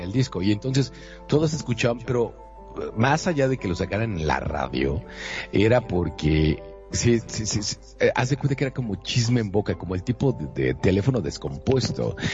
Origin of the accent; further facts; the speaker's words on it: Monterrey, Nuevo León, Mexico; yo soy de Monterrey, Nuevo León, hasta donde yo sé no tengo ninguna eh, bueno, decía que mi abuela eh, era francesa, pero la verdad es que yo lo dudo